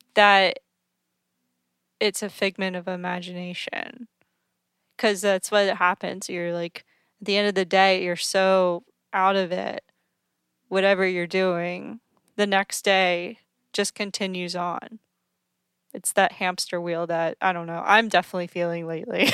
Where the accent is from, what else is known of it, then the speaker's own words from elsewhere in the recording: East Coast, United States; being on the East Coast and also growing up on the East Coast